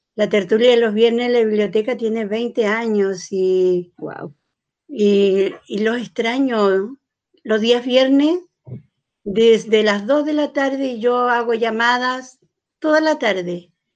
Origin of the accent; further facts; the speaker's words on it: Arauco, Biobío, Chile; yo nací en Arauco, donde caminar dos veces con un hombre era porque te acostabas con él